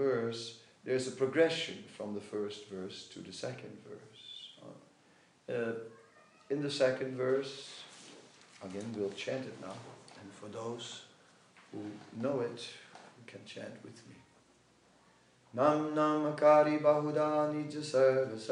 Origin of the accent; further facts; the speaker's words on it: Netherlands; I am from Holland